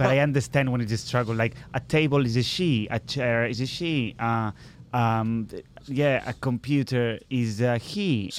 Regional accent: Barcelona, Catalonia, Spain; English is a second language; now in United Kingdom; I'm from Barcelona

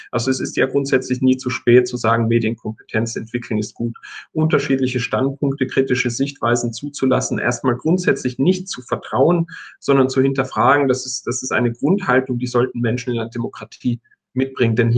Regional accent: Tyrol, Austria; Ich komme ja aus Tirol und verstehe einigermaßen, wie das funktioniert.

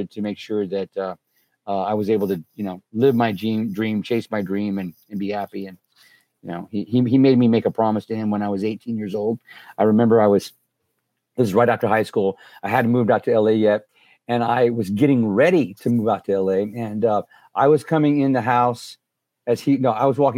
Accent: Helotes, Texas, United States; I grew up in South Texas in a little town called Helotes, Texas.

